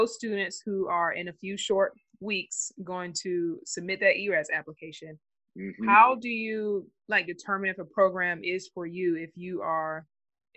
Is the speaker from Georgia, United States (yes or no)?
yes; Georgia, United States; I'm from Georgia